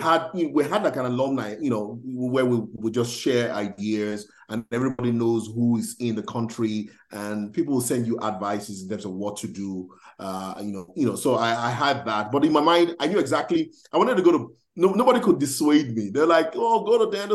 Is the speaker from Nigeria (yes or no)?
yes; Nigeria; moved away as an adult; now in United States; I know I'm Nigerian.